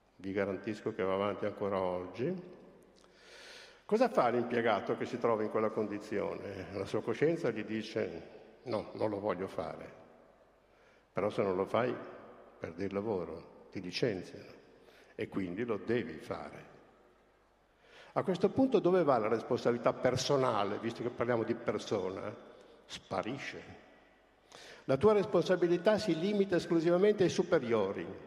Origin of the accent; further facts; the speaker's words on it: Lombardy, Italy; io non sono colpevole di essere nato in Lombardia